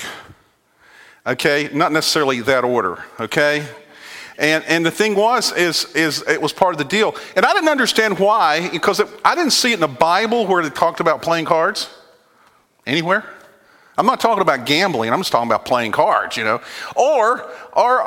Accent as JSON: {"language": "English", "region": "Virginia", "country": "United States", "tie": "born or raised there", "moved": "yes", "said": "I grew up on the East Coast in Virginia, and I grew up in a Southern Baptist background."}